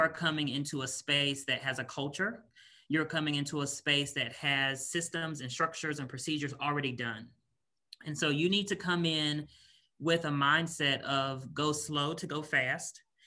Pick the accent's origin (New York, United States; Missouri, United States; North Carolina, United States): North Carolina, United States; Raleigh; moved away as an adult; also born or lived in Washington, D.C. area / Northern Virginia; now in Kentucky, United States; I'm originally from Raleigh, North Carolina. So, born and raised in North Carolina.